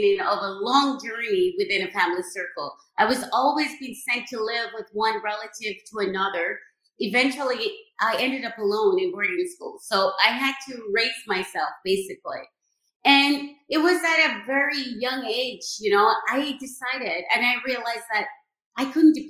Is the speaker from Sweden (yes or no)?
no; Jamaica; I was born and raised in Jamaica